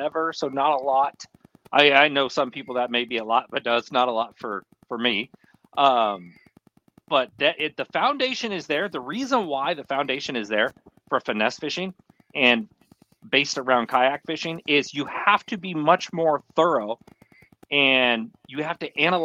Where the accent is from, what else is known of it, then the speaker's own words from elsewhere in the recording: Fremont, California, United States; I grew up Fremont Union City. This is about 45 minutes south of San Francisco